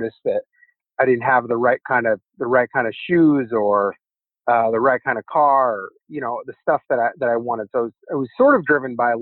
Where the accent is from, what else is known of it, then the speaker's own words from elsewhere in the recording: Umatilla Indian Reservation, Eastern Oregon, United States; now in San Francisco, United States; I grew up in Eastern Oregon on the Umatilla Indian Reservation